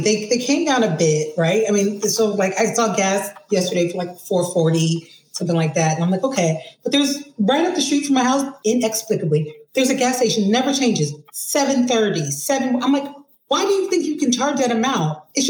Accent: East Coast, United States; moved away as an adult; also born or lived in New Jersey; now in Los Angeles, United States; I'm from the East Coast

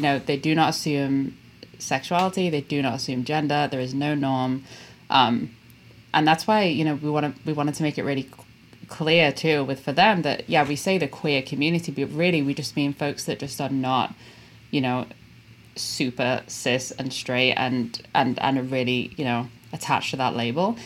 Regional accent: Liverpool, North West England, United Kingdom; moved away; I'm from Liverpool in England uh, originally, and I love it

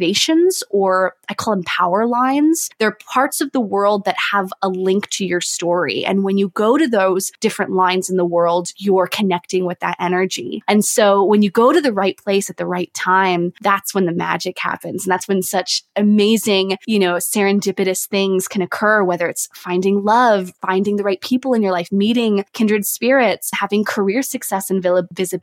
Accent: San Diego, California, United States; moved away as an adult; also born or lived in New York City; now in France; I'm originally from San Diego, California

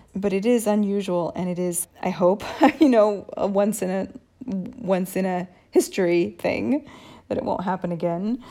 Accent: United States; now in Italy; I'm American

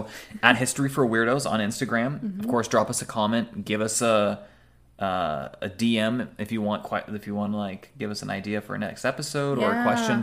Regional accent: Southern California, United States; We're just from Southern California

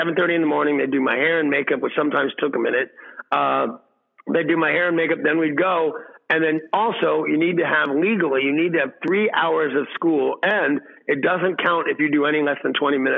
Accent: Los Angeles, California, United States; I was raised in Hollywood

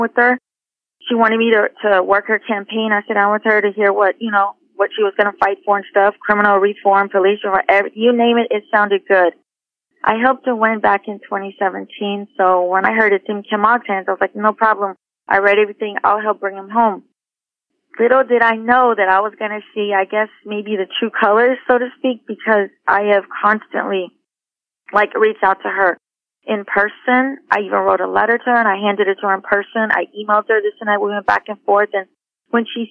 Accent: Houston, Texas, United States; I grew up in Houston

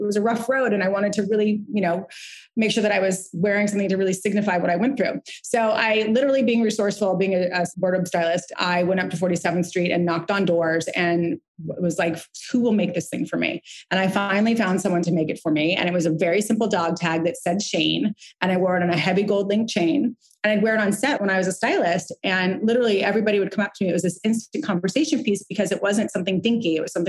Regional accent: Santa Barbara, California, United States; So I grew up in Santa Barbara, California in Montecito. My grandfather was a silversmith polo player there.

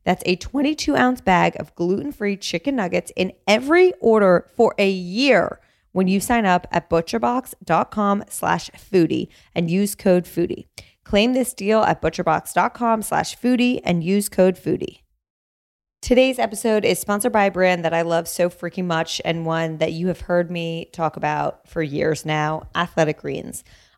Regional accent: New Jersey, United States; also born or lived in New York; Well, I grew up in Jersey.

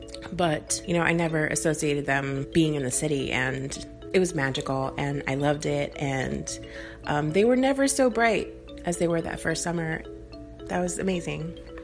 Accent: South Texas, United States; now in Chicago, United States; I'm from South Texas and I was used to seeing fireflies out when we were in the country.

